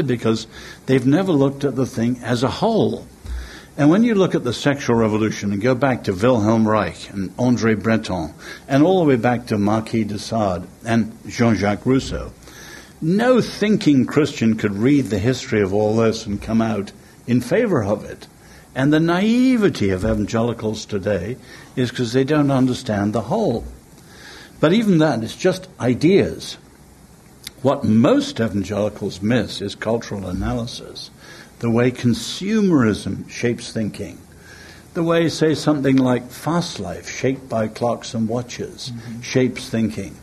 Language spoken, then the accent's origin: English; England, United Kingdom; I'm English